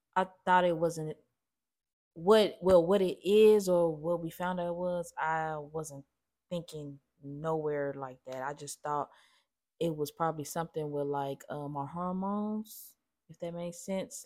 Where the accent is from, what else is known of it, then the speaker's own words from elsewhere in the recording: Gary, Indiana, United States; growing up in Gary used to be freezing